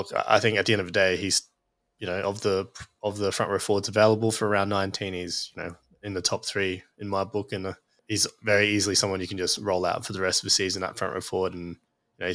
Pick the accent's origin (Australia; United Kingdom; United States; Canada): Australia; Queensland; as a Queenslander